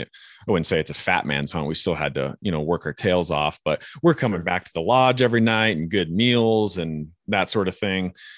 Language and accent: English; Flathead Valley, northwest Montana, United States; I grew up in the Flathead Valley up in northwest Montana